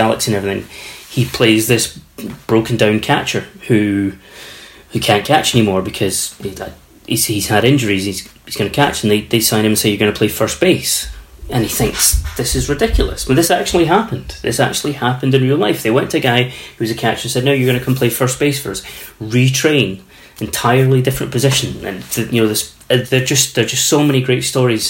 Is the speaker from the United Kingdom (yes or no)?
no; Canada; I grew up in Canada in the 70s, early 80s